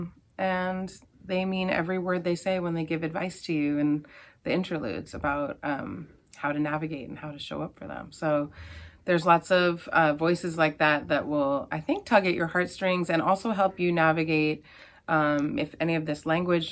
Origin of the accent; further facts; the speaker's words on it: Belmont, Massachusetts, United States; moved away as an adult; now in Oakland, United States; I grew up in Belmont and went to Belmont High School, class of 96